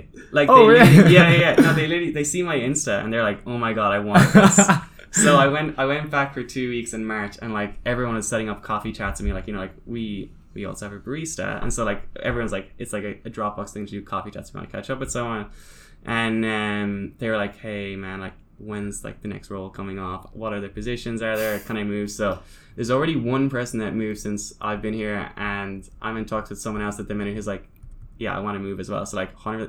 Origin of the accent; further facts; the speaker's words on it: Ireland; now in Sydney, Australia; So, especially here, when I moved from Ireland, like I literally knew one person in Sydney.